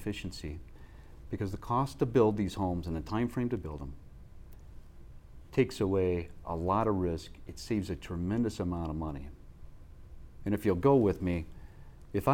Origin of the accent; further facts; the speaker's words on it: Midwest, United States; I grew up in the Midwest